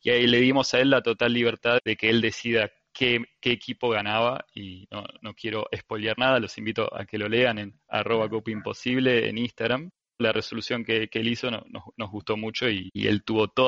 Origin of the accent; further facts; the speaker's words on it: Argentina; Eh, somos tres argentinos